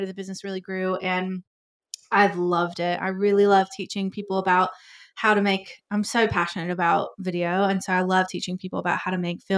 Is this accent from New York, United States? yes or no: no; Georgia, United States; moved away as an adult; also born or lived in Tennessee; now in Sydney, Australia; I am originally from America. I was born in Tennessee, grew up in Georgia, moved back to Tennessee.